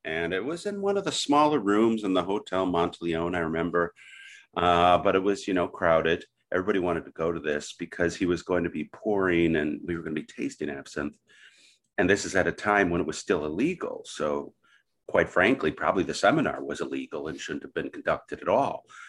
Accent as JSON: {"language": "English", "region": "southeastern Wisconsin", "country": "United States", "tie": "born or raised there", "also_born_or_lived": "Milwaukee, Wisconsin", "said": "I was born in Milwaukee and, uh, raised in southeastern Wisconsin."}